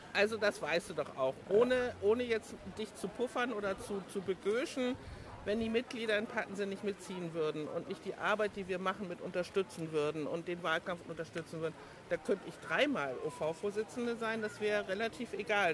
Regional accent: Hamburg, Germany; moved away as an adult; also born or lived in Hanover; now in Koldingen, Germany; ich bin Hamburgerin, in Hamburg aufgewachsen, groß geworden

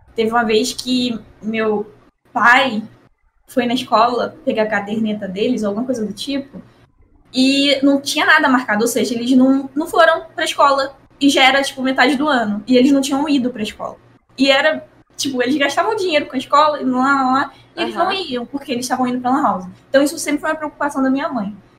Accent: Rio de Janeiro, Brazil; eu sou do Rio

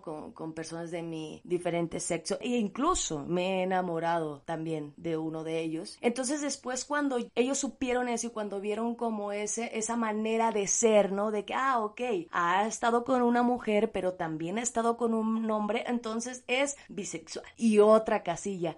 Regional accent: Sinaloa, Mexico; yo crecí en Sinaloa, en un estado de aquí de México

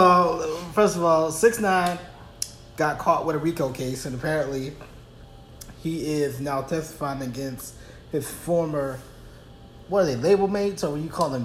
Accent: East Coast, United States; So I'm from the East Coast. I know how things get down over there.

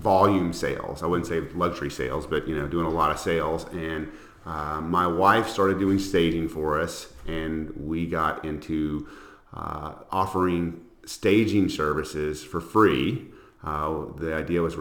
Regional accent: Alexandria, Louisiana, United States; moved away as an adult; also born or lived in Houston, Texas; now in Austin, United States; I'm from a small town in Louisiana, Alexandria, Louisiana, and I moved to Houston in the very late 90s, and I moved to Austin in about 2000

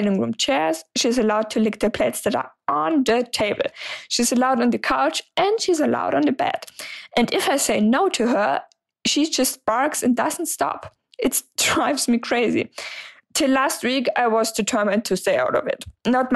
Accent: Germany; English is a second language; I'm 26 years old and I'm from Germany, so sorry for the accent

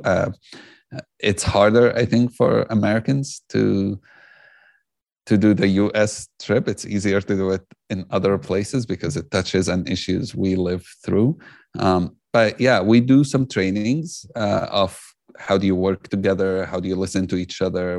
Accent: Jerusalem, Palestine; I grew up in Jerusalem. I'm Palestinian

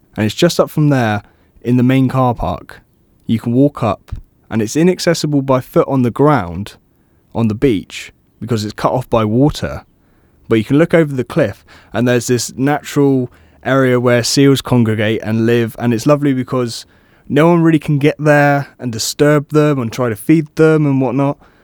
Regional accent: Cornwall, South West England, United Kingdom; moved away as an adult; now in Brighton, United Kingdom; I'm originally from Cornwall

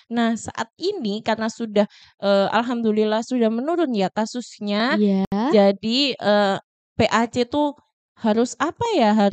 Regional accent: Sumberjo, Indonesia; saya juga berasal dari Sumberjo.

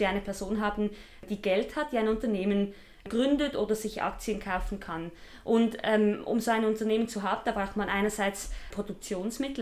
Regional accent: Basel-Landschaft, Switzerland; Ich komme aus dem Kanton Basel-Land

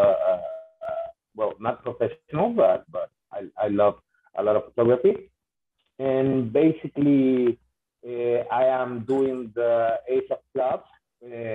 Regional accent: Honduras; I am from Honduras, Central America.

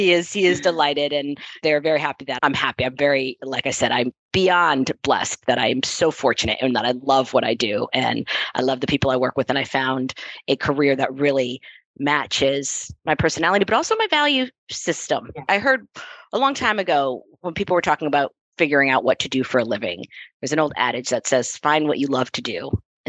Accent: Connecticut, United States; also born or lived in Boston; I grew up in Connecticut, outside of New York City

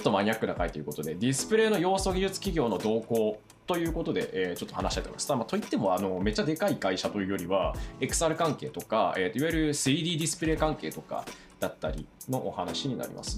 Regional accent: Tsubame, Niigata, Japan; 新潟県燕市出身なんですけど

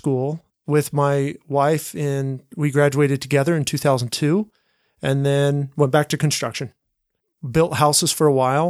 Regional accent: Bountiful, Utah, United States; I grew up in Bountiful in the Utah bubble. Doesn't everybody consider it a Utah bubble?

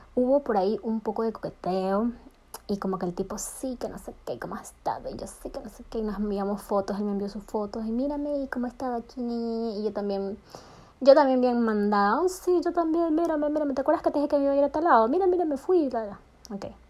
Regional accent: Ecuador; also born or lived in New York; estoy en mi país, estoy en Ecuador

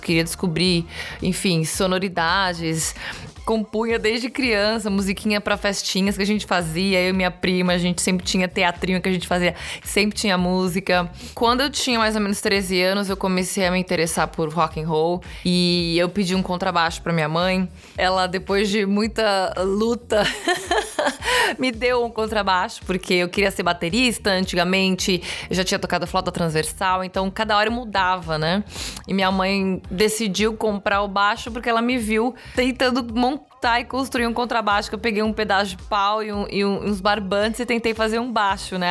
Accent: São Paulo, Brazil; moved away as an adult; now in Los Angeles, United States; Sou de São Paulo, capital.

